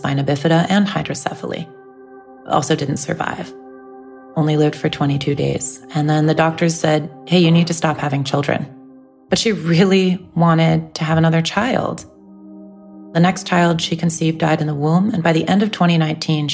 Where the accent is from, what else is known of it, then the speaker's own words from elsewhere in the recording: United States; I have Iraqi relatives, and I was raised in the U.S., and I'm an American citizen